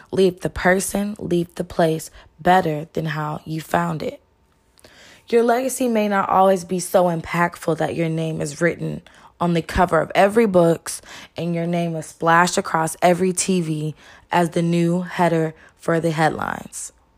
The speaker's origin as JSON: {"language": "English", "region": "Texas", "country": "United States", "said": "I'm from the Lone Star State, where everything is bigger and better in Texas."}